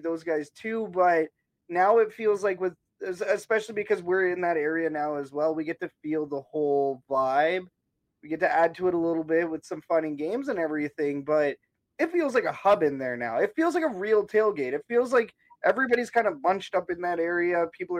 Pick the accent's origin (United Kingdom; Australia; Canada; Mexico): Canada; And that's how out of touch we are as Canadian sports fans